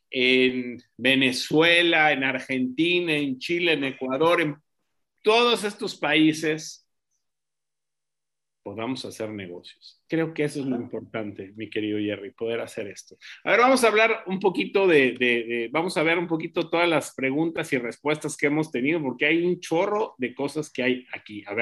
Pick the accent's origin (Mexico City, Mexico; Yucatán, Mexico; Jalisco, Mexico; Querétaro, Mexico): Mexico City, Mexico; moved away; also born or lived in Veracruz, Mexico; yo soy originario de la Ciudad de México, pero viví eh, muchos años en Veracruz